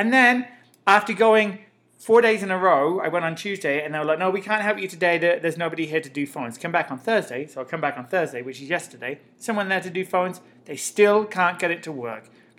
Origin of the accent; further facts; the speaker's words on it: England, United Kingdom; now in United States; And I said I was from England.